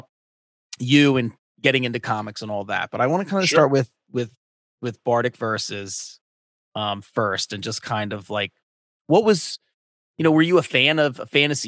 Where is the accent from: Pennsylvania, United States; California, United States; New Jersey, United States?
Pennsylvania, United States; Delco, just south of Philadelphia; also born or lived in North Wilmington, Delaware; now in Wilmington, United States; I'm in North Wilmington in Delaware. I grew up in Delco, just south of Philadelphia